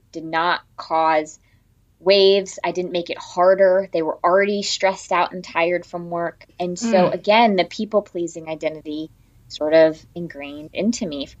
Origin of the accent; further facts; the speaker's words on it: Connecticut, United States; I grew up in a small town in Connecticut